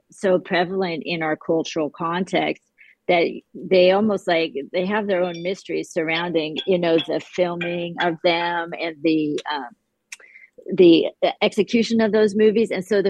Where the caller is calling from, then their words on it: San Francisco, California, United States; I'm calling in from San Francisco, which is one of Hitchcock's favorite cities. I'm actually at the, just for interest, I'm at the Haas Lilienthal House, which is the headquarters of San Francisco Heritage, where I work.